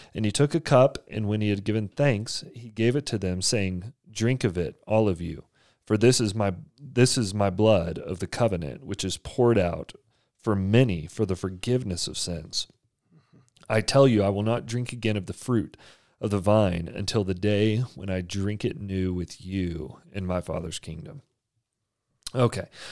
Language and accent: English; Texas, United States; now in Provo, United States; I'm from Texas